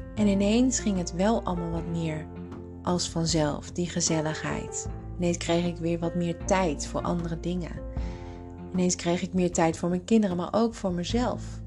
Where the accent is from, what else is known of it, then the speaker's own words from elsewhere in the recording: Tilburg, North Brabant, Netherlands; moved away as an adult; also born or lived in Hilversum; ik ging terug naar eh, Tilburg, waar ik vandaan kwam. En ik kwam te wonen bij mijn ouders